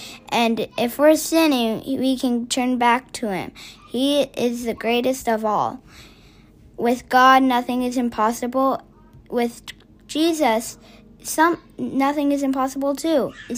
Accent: Washington, District of Columbia, United States; I'm from Washington, D.C.

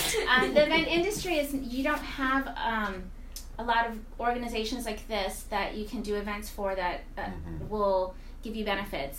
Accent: New York City, New York, United States; moved away as an adult; also born or lived in Florida; now in San Antonio, United States; growing up in the Bronx, you know, it was kind of getting rough out there

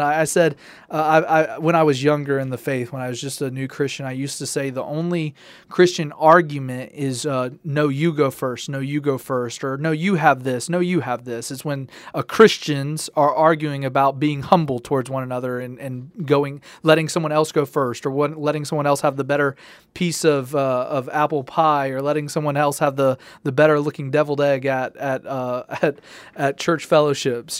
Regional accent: Tennessee, United States; growing up in Tennessee and good Southern culture

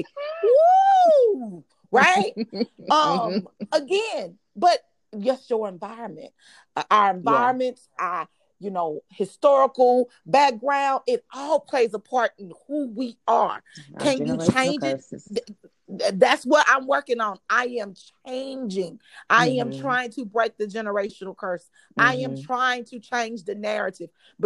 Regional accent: Dallas, Texas, United States; I'm from Dallas, honey.

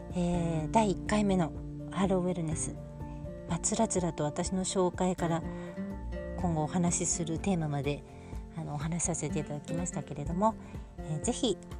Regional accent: Kyushu, Kumamoto, Japan; moved away; also born or lived in Hiratsuka, Kanagawa / Melbourne, Australia; 神奈川県の平塚市で生まれて九州の熊本で育ちました

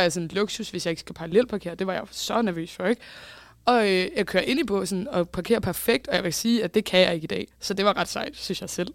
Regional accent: Bagsværd, Capital Region of Denmark, Denmark; jeg er jo fra Bagsvær

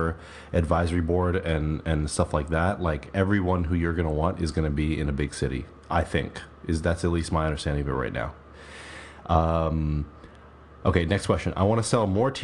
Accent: New York, United States; I was born in New York

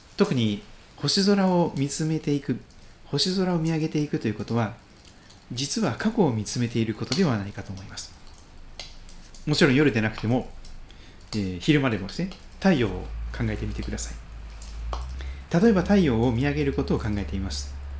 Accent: Pacific side of Japan, Japan; 私太平洋側で生まれ育っております

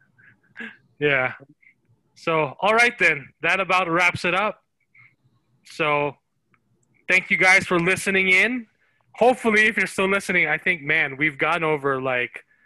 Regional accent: Philippines; now in United States; when I was growing up in the Philippines, Dragon Ball Z was huge, and when we when we migrated to the U.S. 20 years ago

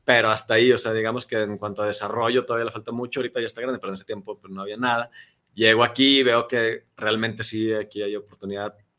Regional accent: Durango, Mexico; moved away as an adult; also born or lived in Torreón, Coahuila; now in Guadalajara, Mexico; yo soy de Durango, ya tengo más de 10 años aquí en Guadalajara.

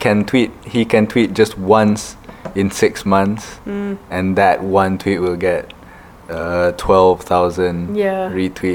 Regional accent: Kedah, Malaysia; I'm from Kedah

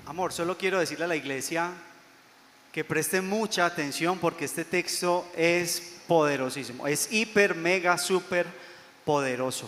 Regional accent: Colombia; yo soy colombiano

